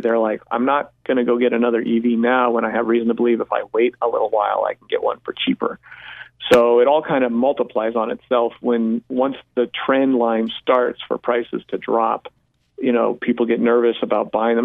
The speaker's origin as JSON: {"language": "English", "region": "Colorado", "country": "United States", "tie": "born or raised there", "moved": "yes", "said": "Colorado, my home state where I grew up"}